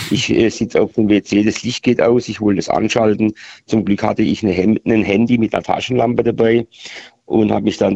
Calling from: Baden-Württemberg, Germany; Ich komme hier aus Südbaden und verfolge gerade eure Sendung

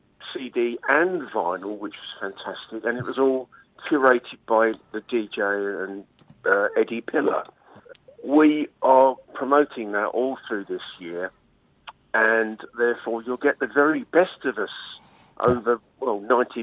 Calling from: Kent Coast, South East England, United Kingdom; I'm calling from the Kent Coast.

